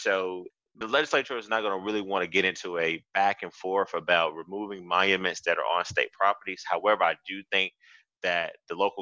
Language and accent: English; Athens, Georgia, United States; moved away; my hometown of Athens, I grew up there. I spent 18 years